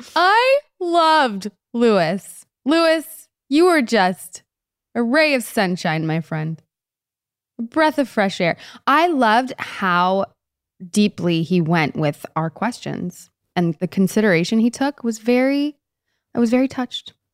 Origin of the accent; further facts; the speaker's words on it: Canada; moved away; All my years in Canada during the winter, I didn't have to drive in that growing up.